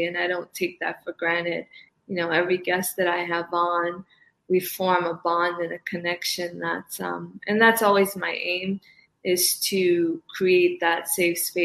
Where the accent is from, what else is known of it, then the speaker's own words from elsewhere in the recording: Cape Verde; also born or lived in East Coast, United States; now in West Coast, United States; I was born in Cabo Verde. I'm an island girl to the core